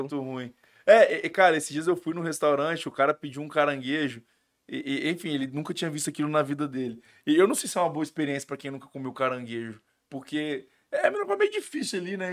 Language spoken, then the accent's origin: Portuguese; Espírito Santo, Brazil; aqui o nosso estado